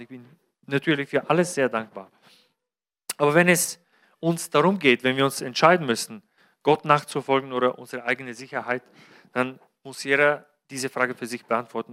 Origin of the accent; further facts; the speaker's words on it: Bulgaria; moved away; Bulgarien, mein Heimatland